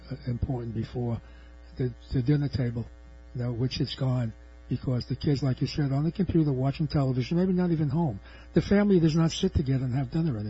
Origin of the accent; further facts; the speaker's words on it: New York City, New York, United States; I was born in New York's Lower East Side in a tenement building, not in the projects